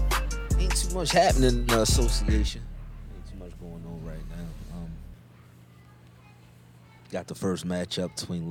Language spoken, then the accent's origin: English; Baltimore, Maryland, United States; I'm from Baltimore